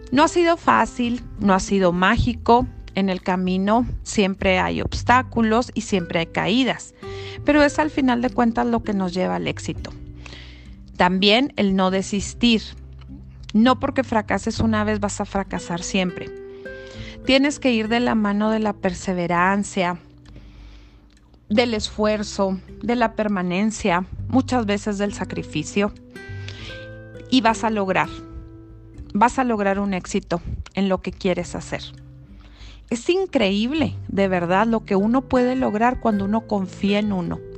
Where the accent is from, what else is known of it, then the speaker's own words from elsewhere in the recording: Chihuahua, Mexico; soy de Chihuahua, Chihuahua, norteña de corazón